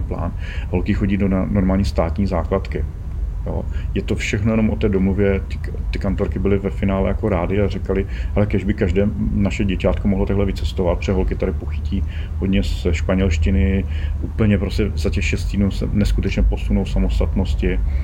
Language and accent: Czech; Brno, South Moravian Region, Czechia; my jsme z Brna